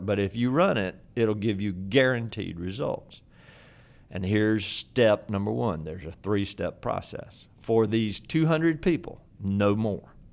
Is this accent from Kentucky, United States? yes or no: no; Fayetteville, North Carolina, United States; my hometown, Fayetteville, North Carolina